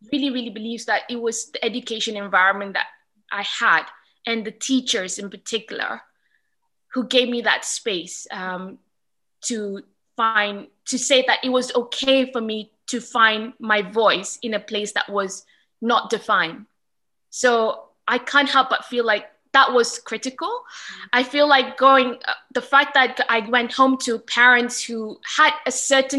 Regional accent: Malaysia; also born or lived in Singapore / Australia / Netherlands; I was born and raised in Malaysia for the most part of my life, but there were a few key moments in my life where I spent it in Singapore, in Australia, as well as in the Netherlands

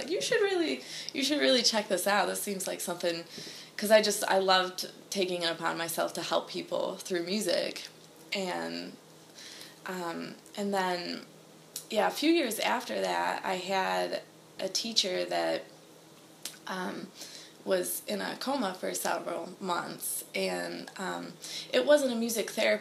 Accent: Hornell, New York, United States; moved away as an adult; also born or lived in Rochester, New York; now in Nashville, United States; I'm from Hornell, New York, which is about an hour south of Rochester.

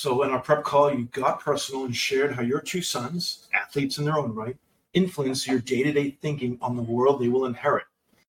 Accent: New York, United States; as a New Yorker in my core and a big sports fan

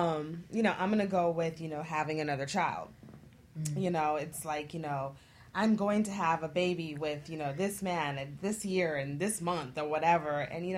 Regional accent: Fairbanks, Alaska, United States; moved away as an adult; now in Florida, United States; I'm from Fairbanks, Alaska

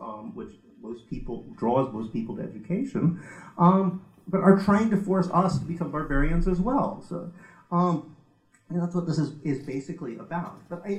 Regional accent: United States; now in United Kingdom; I come from America

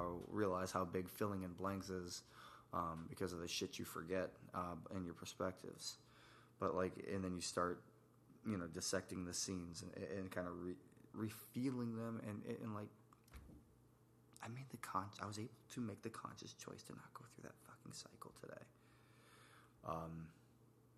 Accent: New York, United States; moved away; also born or lived in Tennessee / Virginia; I'm from New York originally

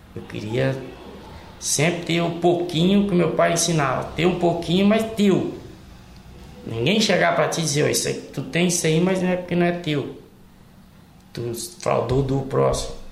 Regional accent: Resplendor, Minas Gerais, Brazil; now in Lauro Müller, Brazil; eu sou natural de Minas Gerais, de Resplendor

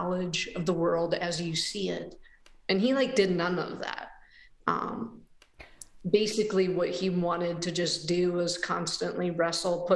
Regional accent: Hinckley, Ohio, United States; now in Cincinnati, United States; I grew up in a little village in Northeast Ohio called Hinckley, Ohio

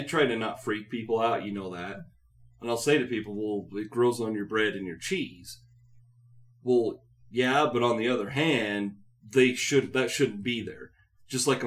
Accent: Utah, United States; I grew up in Utah

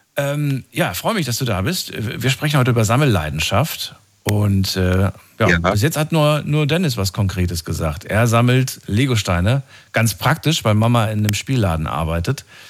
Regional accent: Baden-Baden, Baden-Württemberg, Germany; Ich komme aus Baden-Baden.

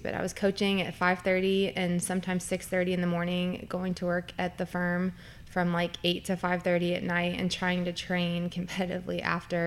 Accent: Lexington, Kentucky, United States; moved away as an adult; also born or lived in Dayton, Ohio / Kettering, Ohio; now in Northern Kentucky, United States; I'm originally from Lexington. I was born and raised there, went to University of Kentucky for undergrad.

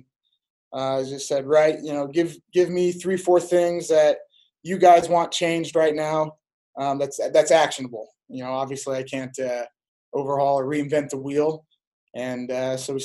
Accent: Pella, Iowa, United States; When I was growing up, it was like 6,000. We're almost 10,000 now

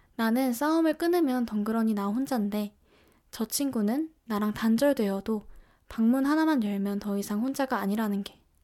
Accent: Seoul, South Korea; 저는 서울에서 나고 자라서

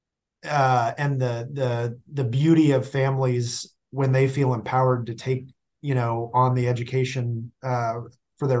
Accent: Stilwell, Kansas, United States; I grew up in the Kansas City area

